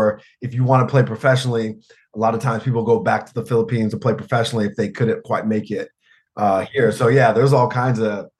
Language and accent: English; Nebraska, United States; like where I grew up in Nebraska in particular, there's a lot of mixed Filipino and Black, or Filipino and white.